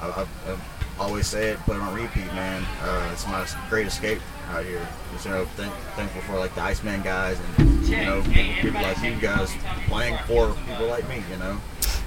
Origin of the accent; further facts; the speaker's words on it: Oakdale, United States; we grew up here in Oakdale